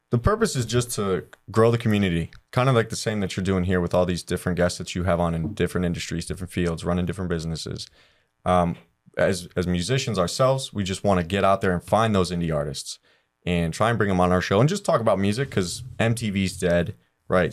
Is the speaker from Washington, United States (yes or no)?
no; Cleveland, Ohio, United States; born or raised there; moved away